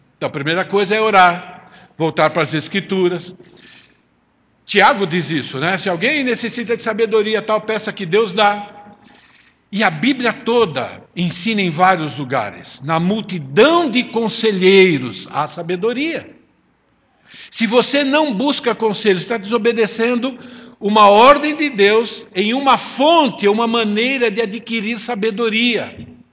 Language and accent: Portuguese; Italy; eu sou italiano